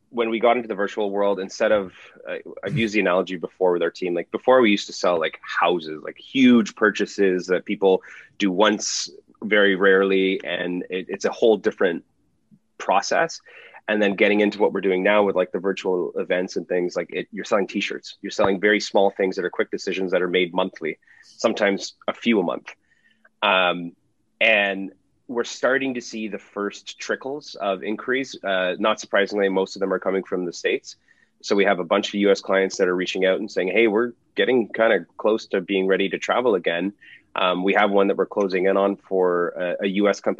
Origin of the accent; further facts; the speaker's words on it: Toronto, Ontario, Canada; Born and raised in Toronto.